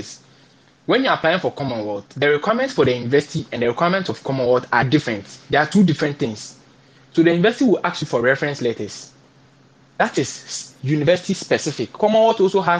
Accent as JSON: {"language": "English", "country": "Ghana", "tie": "born or raised there", "second_language": "English", "said": "I am a Ghanaian, right? And I know that English is not my fundamental language. But I'm a Ghanaian. I've schooled in language. English is our official language. And I've been in Ghana in school for, I think, 23 years."}